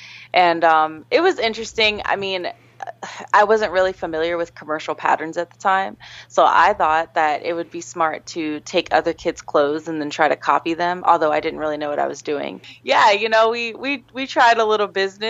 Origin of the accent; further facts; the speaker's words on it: Gardner, Kansas, United States; I grew up in a small town in Kansas called Gardner